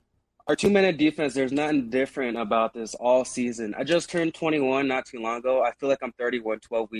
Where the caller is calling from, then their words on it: Sioux Falls, South Dakota, United States; I'm calling from Sioux Falls, South Dakota.